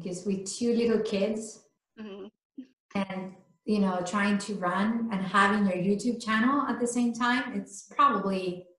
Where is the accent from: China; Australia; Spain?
Spain; English is a second language; moved away; I'm from Spain. So when I'm tired, I can't speak English.